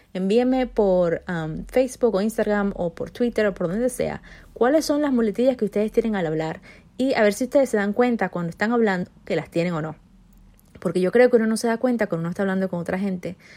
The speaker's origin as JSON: {"language": "Spanish", "country": "Venezuela", "also_born_or_lived": "Spain", "first_language": "Spanish", "moved": "yes"}